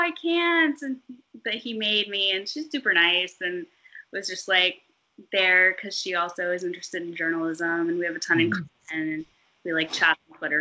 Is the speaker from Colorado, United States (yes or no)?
yes; Boulder, Colorado, United States; I grew up in Boulder, Colorado